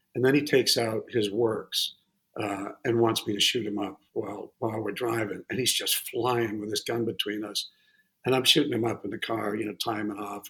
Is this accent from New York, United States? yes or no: no; Massachusetts, United States; also born or lived in Connecticut; I grew up in uh, Massachusetts mostly. I, a little bit, a little bit in Connecticut.